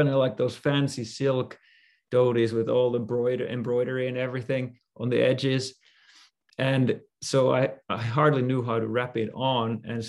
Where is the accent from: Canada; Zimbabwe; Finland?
Finland; now in California, United States; I decided to become a monk, and I came from Finland to California with Guru Maharaj.